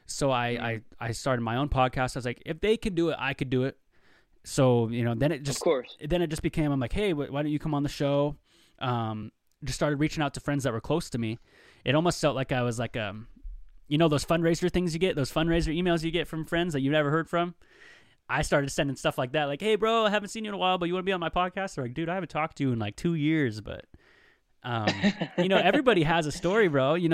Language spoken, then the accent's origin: English; Dallas, Texas, United States; born there; I was born in Dallas, Texas.